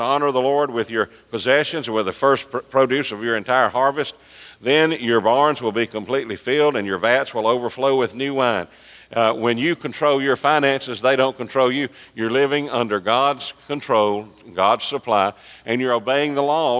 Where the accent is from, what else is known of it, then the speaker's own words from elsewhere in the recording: Birmingham, Alabama, United States; when I was growing up in Birmingham